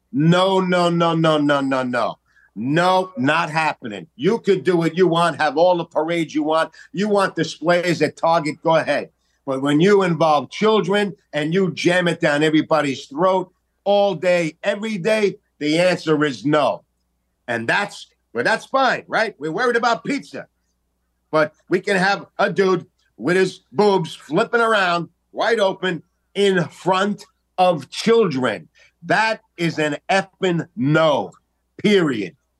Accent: New York City, New York, United States; I'm from Staten Island, New York

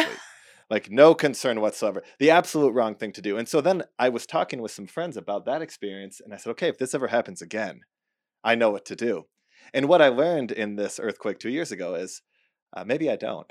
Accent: Midwest, United States; moved away; I grew up in the Midwest

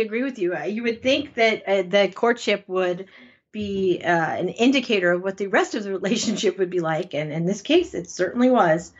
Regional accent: Connecticut, United States; I'm from Connecticut

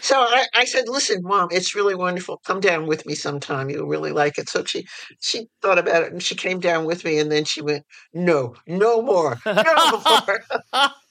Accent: New York City, New York, United States; I was born in New York City and I was raised in various parts of the city and also the suburbs and back in the city for high school.

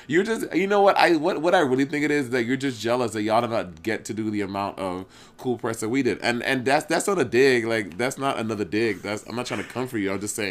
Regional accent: New York City, New York, United States; I am born and raised in Brooklyn, bitch.

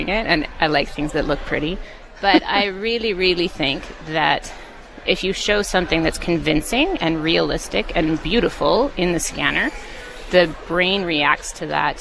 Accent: Vernon, British Columbia, Canada; I grew up in Vernon

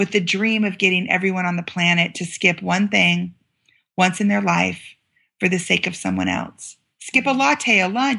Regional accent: United States; I'm from America

